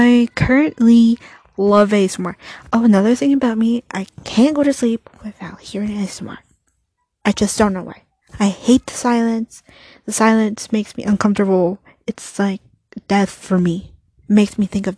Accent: United States; I'm just a Mexican. My parents were born in Mexico. I was born here in the United States

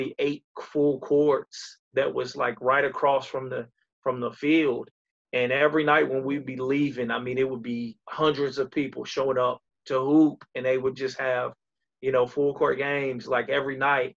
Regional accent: Tampa, Florida, United States; now in Alabama, United States; I'm originally from Tampa, Florida

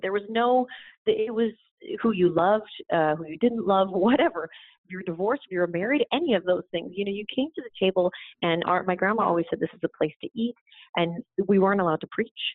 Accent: Canada; I grew up in Canada

